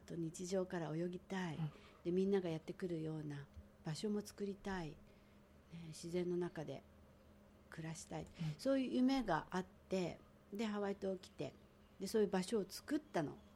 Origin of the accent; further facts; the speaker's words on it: Tokyo, Japan; moved away as an adult; also born or lived in Hawaii Island; now in Hawaii, United States; 私なんか東京で生まれてなんだかんだあってもこう守られてきた